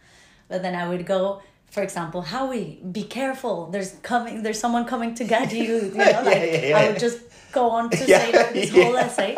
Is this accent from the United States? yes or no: no; Bogotá, Colombia; moved away as an adult; now in London, United Kingdom; I am originally from Bogota, Colombia. And I've been in the UK for 6 years. Six and a half already, which is mad. Always in London.